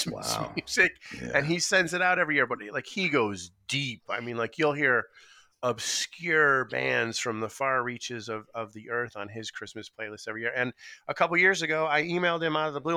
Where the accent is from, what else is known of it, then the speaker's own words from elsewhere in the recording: Buffalo, New York, United States; I'm from Buffalo, New York